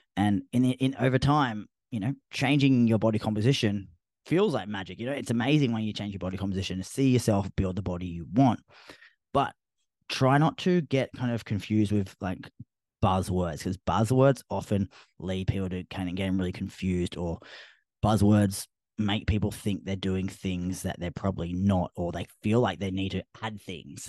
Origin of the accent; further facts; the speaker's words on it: Australia; accent: Australian; my Australian accent